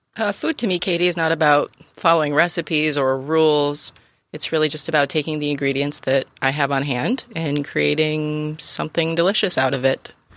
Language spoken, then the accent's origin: English; Finger Lakes, Western New York, United States; now in San Diego, United States; I'm from the Finger Lakes